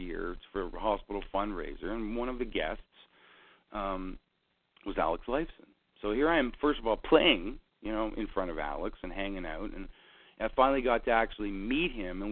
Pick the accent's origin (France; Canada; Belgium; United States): Canada; I'm Canadian. And there's so much snow, and it's so cold up here.